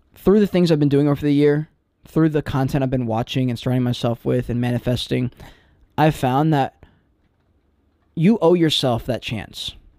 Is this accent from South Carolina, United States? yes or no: yes; Charleston, South Carolina, United States; I'm living in Charleston, my hometown